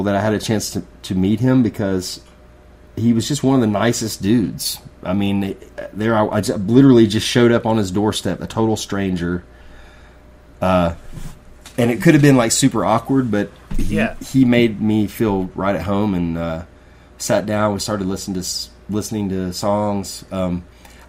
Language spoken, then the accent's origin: English; East Tennessee, United States; we're from East Tennessee. People down here are kind of stubborn, a little bit different.